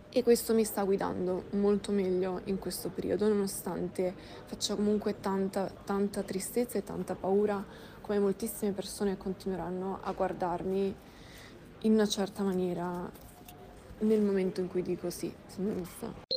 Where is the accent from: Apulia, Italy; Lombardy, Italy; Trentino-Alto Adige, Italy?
Lombardy, Italy; Milan; first language Russian; Italian is a second language; Io sono nata a Milano da un padre italiano